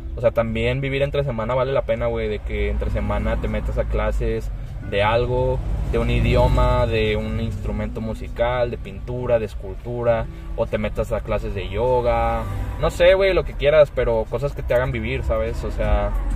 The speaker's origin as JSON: {"language": "Spanish", "country": "Mexico", "said": "yo soy de México"}